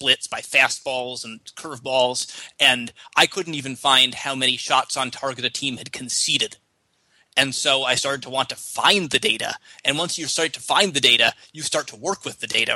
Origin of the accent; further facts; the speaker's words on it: United States; I'm an American soccer fan